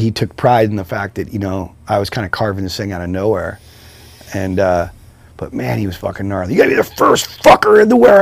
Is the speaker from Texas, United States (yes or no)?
no; San Francisco, California, United States; I grew up in San Francisco, I got moved to the suburbs, but I was always back in the city